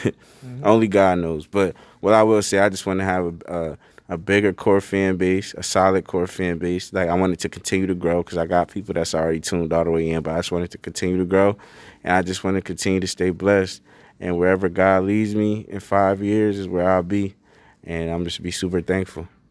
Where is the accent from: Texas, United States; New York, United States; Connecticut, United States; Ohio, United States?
Connecticut, United States; Bridgeport; I'm from Bridgeport, Connecticut. It's a city.